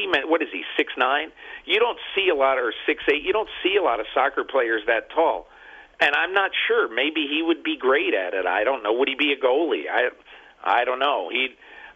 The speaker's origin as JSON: {"language": "English", "region": "Connecticut", "country": "United States", "tie": "born or raised there", "said": "we used to watch the Giants on TV growing up in Connecticut."}